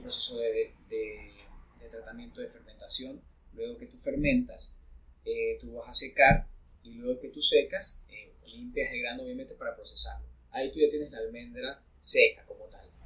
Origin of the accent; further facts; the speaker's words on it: Ecuador; nosotros como ecuatorianos